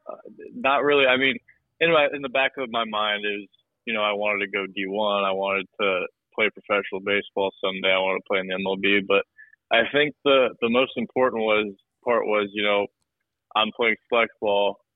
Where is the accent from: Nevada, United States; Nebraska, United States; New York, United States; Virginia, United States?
Nebraska, United States; Omaha; moved away as an adult; also born or lived in Phoenix, Arizona; being from Omaha